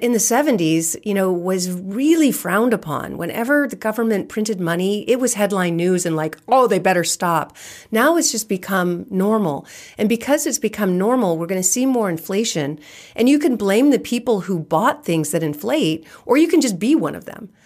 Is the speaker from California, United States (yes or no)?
yes; California, United States; I'm born and raised in California